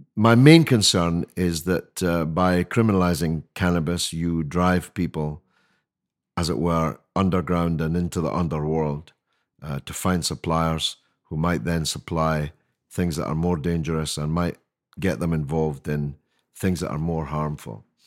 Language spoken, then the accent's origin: English; Scotland, United Kingdom; now in London, United Kingdom; I speak as a Scotsman